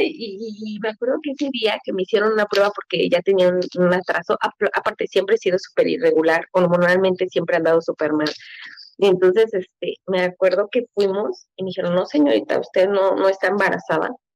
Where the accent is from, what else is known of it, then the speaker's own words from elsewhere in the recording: Mexico City, Mexico; also born or lived in Michoacán; yo nací en la Ciudad de México